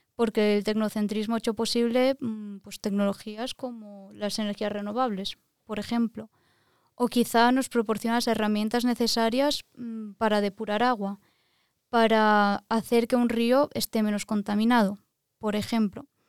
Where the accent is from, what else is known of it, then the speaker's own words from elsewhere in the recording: Valencia, Valencian Community, Spain; moved away as an adult; also born or lived in Lisbon, Portugal; now in Norway; soy de Valencia, España